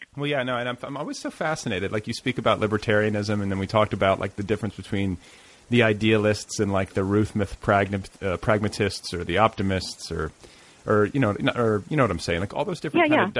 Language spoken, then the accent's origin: English; Midwest, United States; now in Los Angeles, United States; I'm from the Midwest